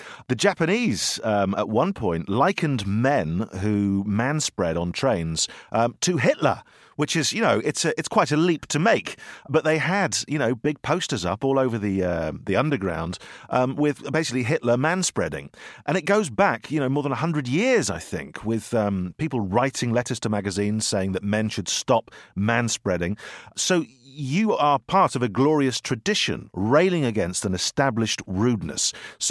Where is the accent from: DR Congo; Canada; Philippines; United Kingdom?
United Kingdom; And as a British man, you know, it's very awkward, isn't it, to touch another man?